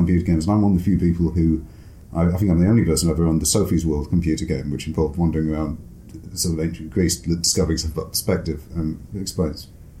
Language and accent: English; Durham, North East England, United Kingdom; also born or lived in London; I grew up largely in Durham, and then for 2 years we moved down to London, and it was between me being about five and me being about seven, and that's when children form their accents.